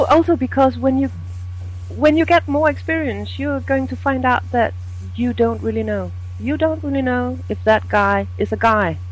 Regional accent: Denmark; I'm from Denmark

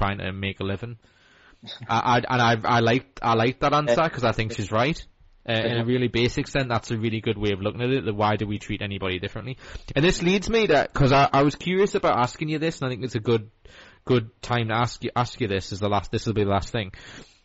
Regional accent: England, United Kingdom; I'm English and my family are English

